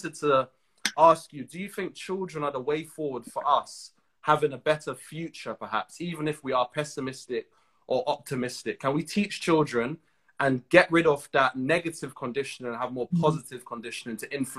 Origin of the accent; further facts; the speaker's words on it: Trinidad & Tobago; I'm from Trinidad. In Trinidad, we have a large Indian population.